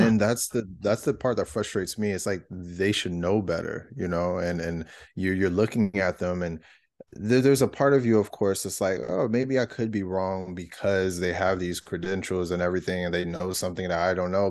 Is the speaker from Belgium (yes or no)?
no; California, United States; moved away as an adult; also born or lived in Georgia; I moved all the way across the country 'cause I'm from California originally